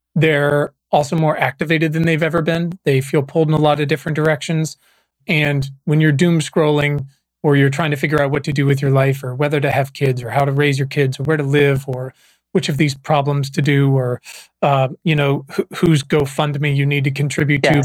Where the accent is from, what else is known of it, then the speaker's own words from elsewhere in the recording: Virginia, United States; moved away as an adult; also born or lived in Los Angeles; I was born and raised in Virginia